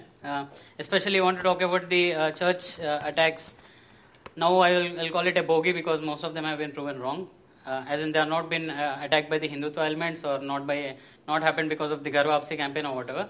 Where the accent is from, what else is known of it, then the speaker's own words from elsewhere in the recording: Hyderabad, Telangana, India; I am from Hyderabad